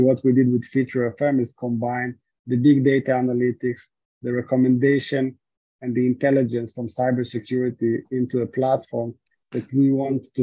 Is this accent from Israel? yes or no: yes; Israel; moved away; originally I'm from Israel.